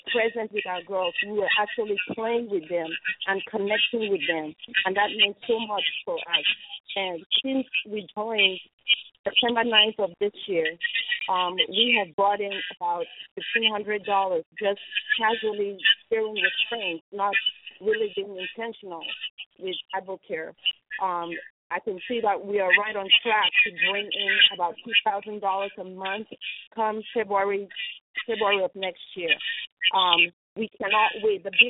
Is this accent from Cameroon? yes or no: yes; Cameroon; moved away; we are originally from Cameroon, West Africa, and we don't get to go back home as much as we like